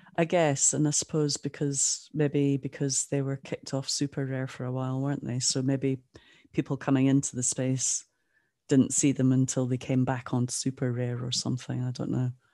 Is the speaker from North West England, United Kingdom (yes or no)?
no; Aberdeen, Scotland, United Kingdom; also born or lived in Jamaica / Ottawa; Aberdeen where I'm from